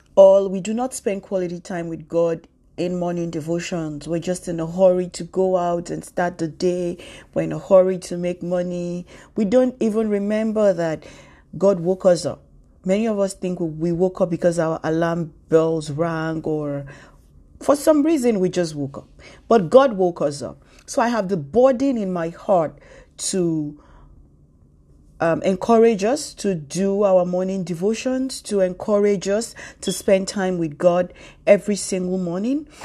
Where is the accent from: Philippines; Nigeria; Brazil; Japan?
Nigeria; now in New York City, United States; I'm a Nigerian. I live in New York City.